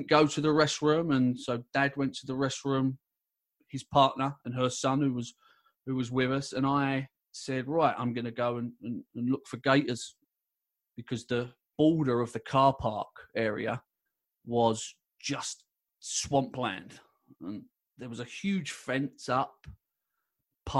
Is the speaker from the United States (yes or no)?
no; London, United Kingdom; I was born and raised in London